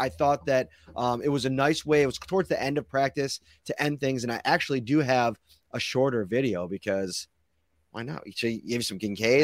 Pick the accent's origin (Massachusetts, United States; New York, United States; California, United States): New York, United States; Buffalo; we come from Buffalo, we come from this culture